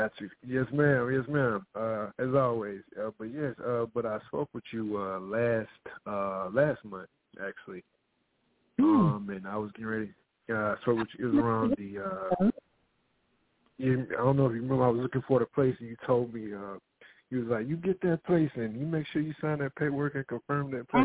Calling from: Arizona, United States; I'm calling from Arizona.

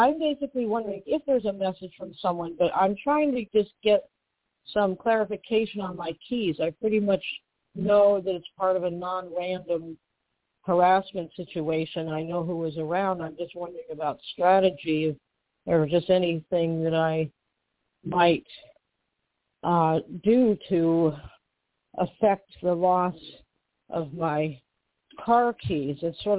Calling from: Western Massachusetts, United States; I'm calling right now from Western Massachusetts.

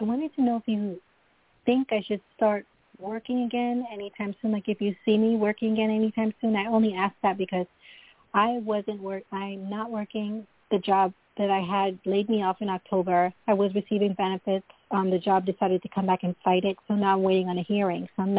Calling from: Long Island, New York, United States; I'm calling from New York, Long Island, New York.

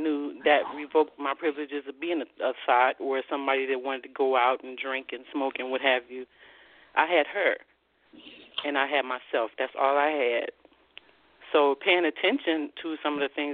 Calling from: Columbus, Ohio, United States; I'm calling from Columbus, Ohio.

